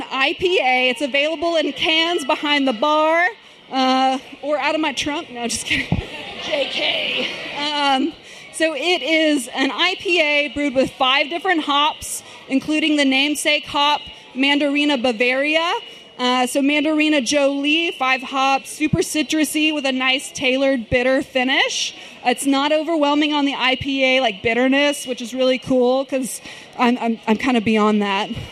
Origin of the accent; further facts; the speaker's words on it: Sherman, Texas, United States; moved away as an adult; now in Dallas, United States; I'm from Sherman, Texas. That's a town, yes, ma'am, that's a town an hour north of Dallas